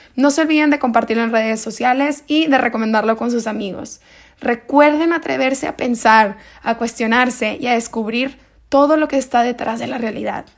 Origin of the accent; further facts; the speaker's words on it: Monterrey, Nuevo León, Mexico; soy de Monterrey, Nuevo León